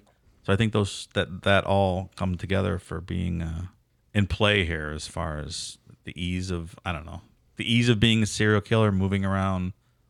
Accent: Massachusetts, United States; born there; I was born in Massachusetts, though.

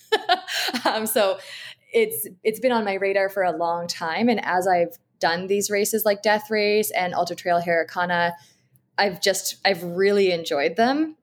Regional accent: Abbotsford, British Columbia, Canada; also born or lived in Edmonton / Vancouver; I live in Abbotsford, B C, and this is actually where I grew up as well

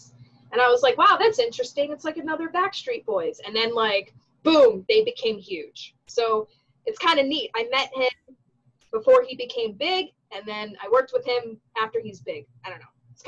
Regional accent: Florida, United States; that's where I grew up, in South Florida. If you're watching this, you don't know where I'm from. I'm from South Florida.

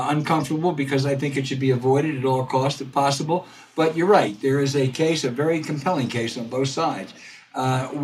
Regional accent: near Lansdale, Pennsylvania, United States; I grew up right near Lansdale

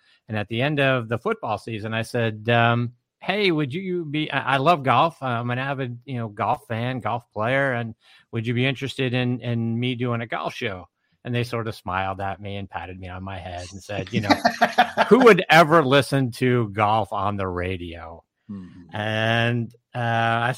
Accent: Pittsburgh, Pennsylvania, United States; also born or lived in Boston; now in Atlanta, United States; I'm originally from Pittsburgh and I spent about a half dozen years in Boston

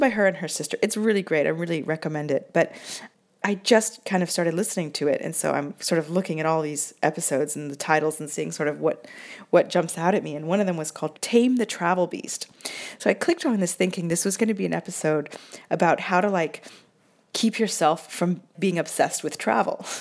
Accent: Seattle, Washington, United States; now in Italy; I'm from Seattle

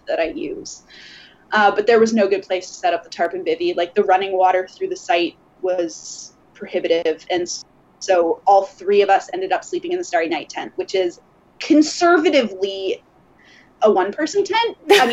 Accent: Lindsay, Ontario, Canada; I grew up in Ontario. I grew up in Lindsay, actually.

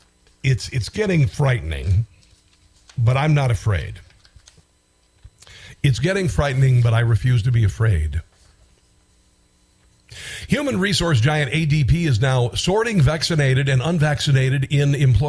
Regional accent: Iowa, United States; also born or lived in Washington, D.C. / Baltimore; now in Missouri, United States; My home state is Iowa

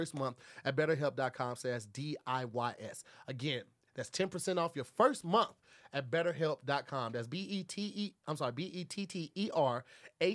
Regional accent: Midwest, United States; now in West Coast, United States; I'm from the Midwest

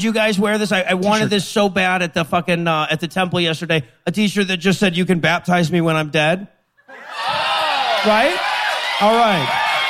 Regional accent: Leeds, Yorkshire and the Humber, United Kingdom; I'm growing up in Leeds.

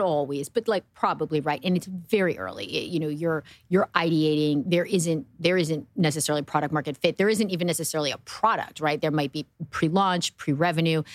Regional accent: New Jersey, United States; I grew up in New Jersey

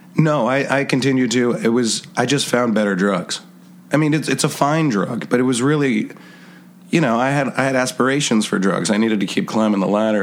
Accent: Hopewell, United States; also born or lived in Poughkeepsie / Yonkers; I grew up in Hopewell

